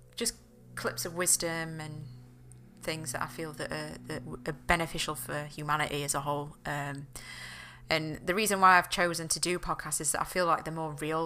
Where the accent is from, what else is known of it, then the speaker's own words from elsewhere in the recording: the north of England, United Kingdom; I'm from England. I'm from up north